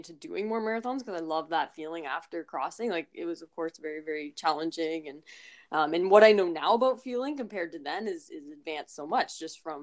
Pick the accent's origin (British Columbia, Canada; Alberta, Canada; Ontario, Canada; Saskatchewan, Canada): Ontario, Canada; Toronto; in Toronto in my hometown